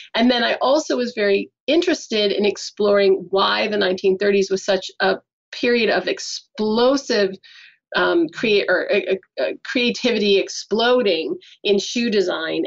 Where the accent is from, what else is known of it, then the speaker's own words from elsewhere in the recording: United States; moved away; I'm American